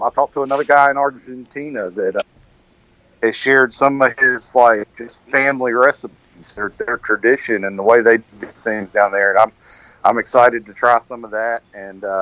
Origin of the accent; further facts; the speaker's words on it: Benson, North Carolina, United States; now in Jacksonville, United States; I was actually born and raised in Benson